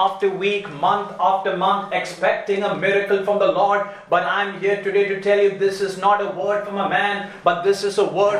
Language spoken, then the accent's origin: English; India; also born or lived in Kuwait; during the Gulf War, I was a little child, and I'm from India, and so we had to leave Kuwait to go back to our home country by flight.